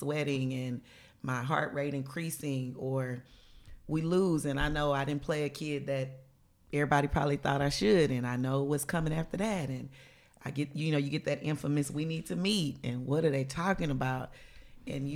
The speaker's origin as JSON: {"language": "English", "region": "the South", "country": "United States", "said": "we're from the South"}